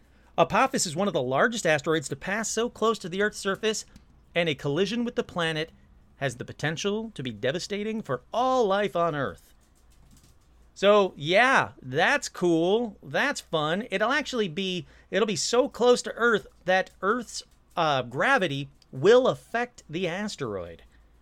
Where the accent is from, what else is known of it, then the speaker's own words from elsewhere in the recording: North Carolina, United States; It was incredibly hot. I'm from North Carolina. I was in California for my cousin's high school graduation.